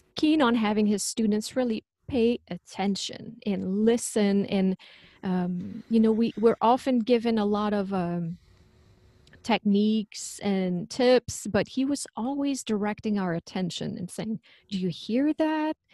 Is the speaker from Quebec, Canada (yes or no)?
yes; Quebec, Canada; accent: French; English is a second language; moved away; I'm originally from Quebec, so that's where the French accent comes from.